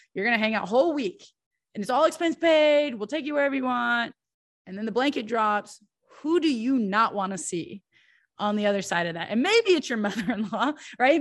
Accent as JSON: {"language": "English", "country": "United States", "said": "as an American"}